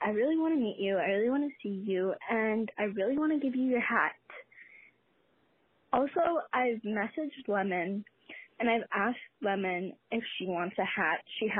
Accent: Canada; Because I'm Canadian.

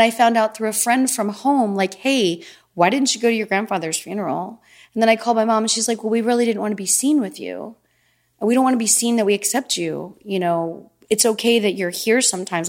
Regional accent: Easton, United States; moved away; I would rent a car and drive home and see my friends from Easton

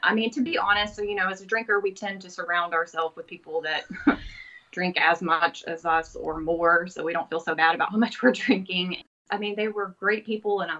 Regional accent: Pensacola, Florida, United States; I am from Pensacola, Florida

